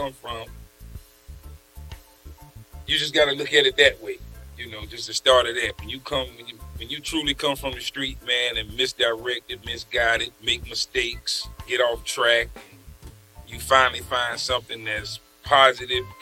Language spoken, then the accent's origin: English; South Carolina, United States; moved away; also born or lived in Burlington, North Carolina / Richmond, Virginia / Washington, D.C.; I'm originally from South Carolina. Got in trouble. They migrated me to Burlington, North Carolina